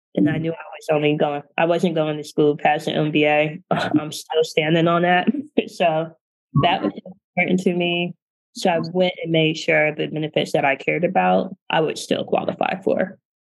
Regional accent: Canton, Ohio, United States; moved away as an adult; I'm from Canton, Ohio, which is a smaller town in northeastern Ohio where everyone knows everyone.

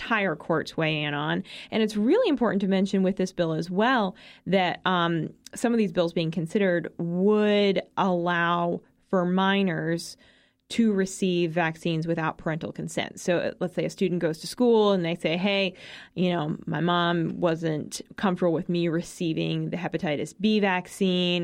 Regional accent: Massachusetts, United States; My home state of Massachusetts

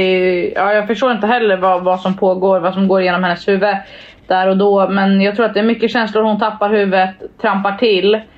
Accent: Sweden; jag var från Sverige

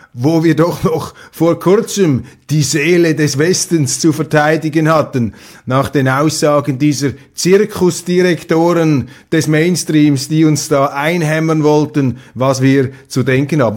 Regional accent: Switzerland; als Schweizer

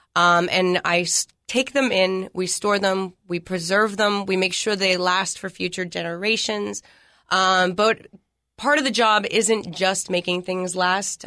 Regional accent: Philadelphia, Pennsylvania, United States; moved away as an adult; also born or lived in Hawaii; now in Tennessee, United States; I'm from the Northeast, uh, Philadelphia, Pennsylvania

